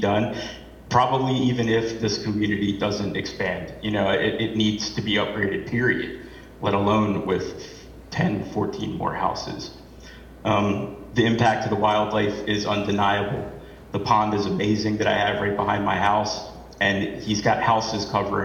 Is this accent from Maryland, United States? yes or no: yes; Ellicott City, Maryland, United States; moved away as an adult; now in Chester River Beach, United States; I only moved here about a year or two ago, but I was born and raised in Ellicott City.